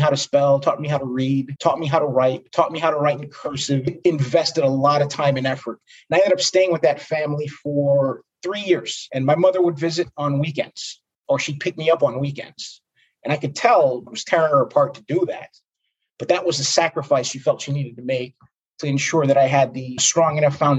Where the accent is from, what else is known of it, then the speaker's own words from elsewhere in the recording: New York City, New York, United States; I was born and raised in Brooklyn, New York